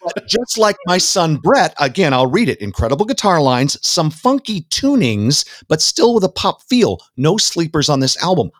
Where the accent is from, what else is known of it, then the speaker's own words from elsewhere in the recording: Southern California, United States; I was down there in Southern California